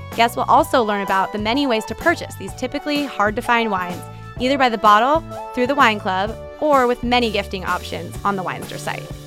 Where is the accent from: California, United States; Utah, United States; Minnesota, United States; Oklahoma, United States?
California, United States; I grew up in California